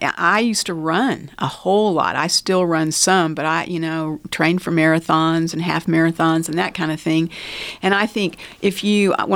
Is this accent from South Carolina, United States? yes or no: no; Lubbock, Texas, United States; born there; also born or lived in Baltimore / Pittsburgh; I was born in Lubbock. My parents met at SMU. My dad graduated from Tech and started his first job here. And then we moved to Baltimore, Maryland. And from there, we moved to Pittsburgh, Pennsylvania.